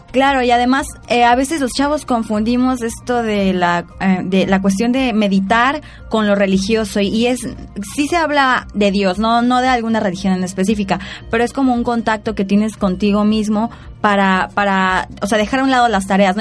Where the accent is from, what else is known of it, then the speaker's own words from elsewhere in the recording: Mexico; las raíces de nuestro México